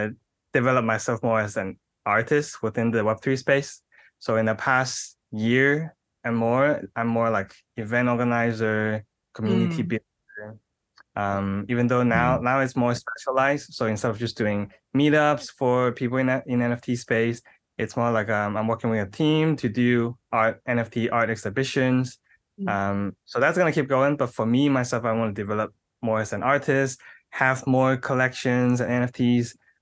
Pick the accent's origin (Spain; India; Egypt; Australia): Australia; born there; I was born in Australia.